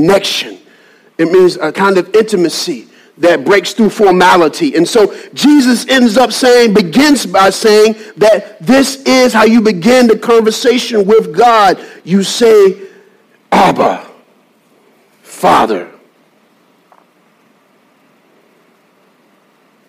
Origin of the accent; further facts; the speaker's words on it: Birmingham, Alabama, United States; now in Salisbury, United States; I'm from Birmingham, Alabama.